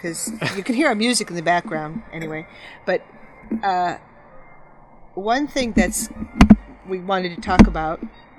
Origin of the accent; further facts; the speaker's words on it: Chicago, Illinois, United States; moved away as an adult; now in Santa Barbara, United States; David and I, we live in Santa Barbara, but I grew up in the Chicago area on the south side. And it's like that whole, I moved away when I was 24